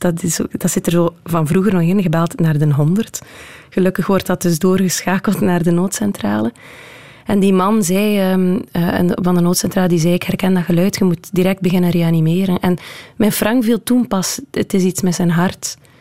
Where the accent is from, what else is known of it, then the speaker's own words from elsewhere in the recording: Southwest Flanders, Belgium; ik ben natuurlijk opgegroeid in Zuidwest-Vlaanderen. in West-Vlaanderen zijn we allemaal heel erg met de voeten op de grond